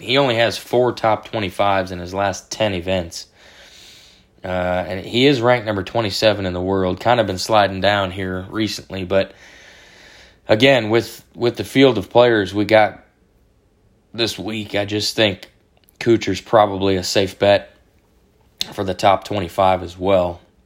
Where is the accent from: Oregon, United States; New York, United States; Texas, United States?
Texas, United States; Dallas; my hometown Stars